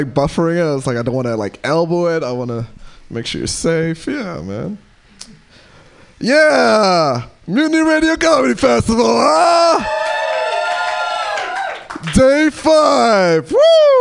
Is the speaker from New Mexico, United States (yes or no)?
no; New York, United States; moved away as an adult; now in Portland, United States; I'm from New York